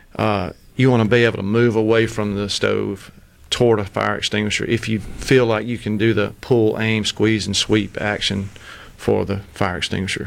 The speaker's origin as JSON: {"language": "English", "town": "Clinton", "region": "Mississippi", "country": "United States", "said": "I'm from Clinton originally."}